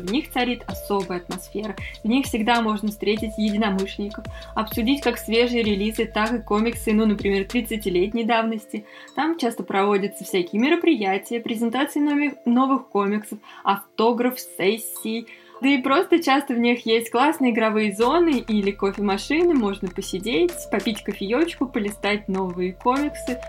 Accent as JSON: {"language": "Russian", "region": "Moscow", "country": "Russia", "said": "мы из Москвы"}